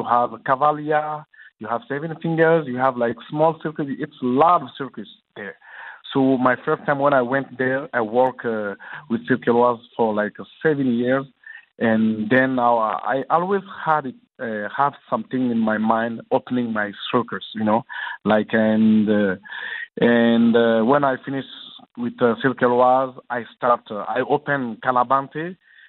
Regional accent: Guinea; moved away; to Guinea, in my hometown, in my little village of fish village

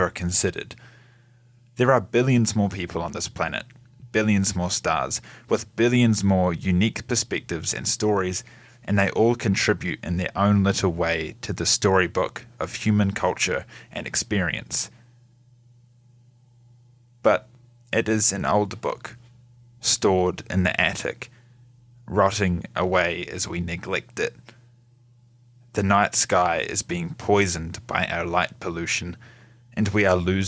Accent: Gore, Southland, New Zealand; This is my hometown, Gore

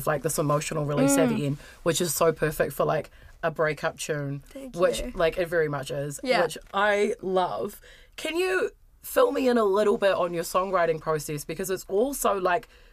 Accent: the Hutt, Wellington, New Zealand; I'm from the heart

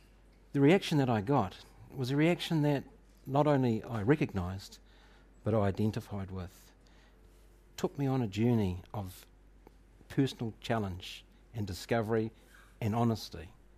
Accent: New Zealand; Because that's who I am. I'm not British or English, Australian, anything else. I was born here in New Zealand. I am a treaty partner to the Tangata Whenua.

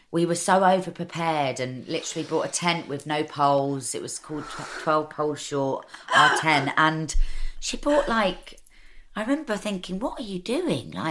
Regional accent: Camden, London, United Kingdom; I love London. It's, you know, I was born in Camden. I'm an East London girl, really.

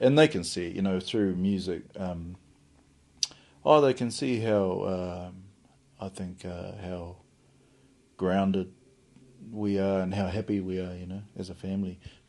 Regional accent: Whangarei, Northland, New Zealand; moved away as an adult; also born or lived in Wellington, New Zealand; now in Featherston, New Zealand; I grew up in Whangarei, ko Whangarei te tipuranga. No Tūhoe, I hope.

